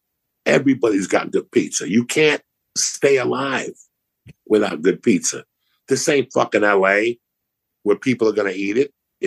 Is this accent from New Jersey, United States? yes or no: yes; New Jersey, United States; moved away; also born or lived in Colorado / New York / Los Angeles; When I grew up in New Jersey